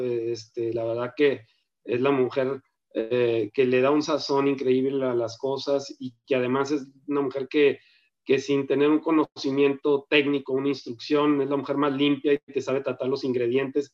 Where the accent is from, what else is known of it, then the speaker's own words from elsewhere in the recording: Sonora, Mexico; also born or lived in Ocotlán, Jalisco; ya desde muy pequeño me tocó este, arribar a estas tierras procedente de Jalisco, que también es una tierra que amo, pero la verdad que aquí me formé, aquí yo soy sonorense